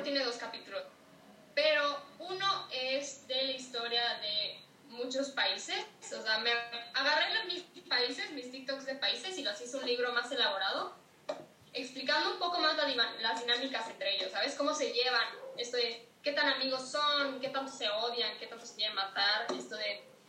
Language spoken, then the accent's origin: Spanish; Yucatán, Mexico; soy de Yucatán, yo estoy muy al tanto de todas las, todos los mayas, sus creencias, porque me lo enseñaron desde chiquita.